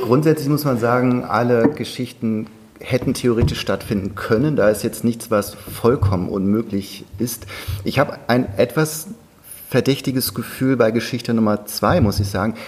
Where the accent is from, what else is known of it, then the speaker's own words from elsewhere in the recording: North Sea coast, Germany; now in Berlin, Germany; Ich bin ja an der Nordsee aufgewachsen